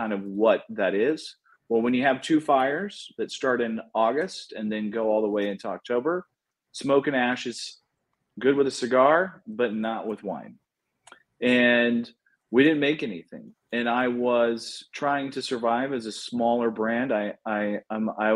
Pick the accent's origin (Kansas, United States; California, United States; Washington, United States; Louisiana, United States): Kansas, United States; Wichita; now in Napa Valley, United States; Was born and raised in Wichita, Kansas, known as flyover country to a lot of people